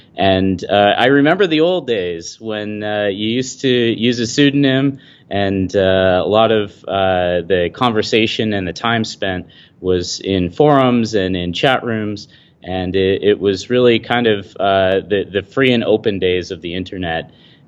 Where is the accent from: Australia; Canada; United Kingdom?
Canada; Midland, Ontario; my hometown of Midland, Ontario, which is where I'm located. It's about 20,000 people north of Toronto on the beautiful Great Lakes.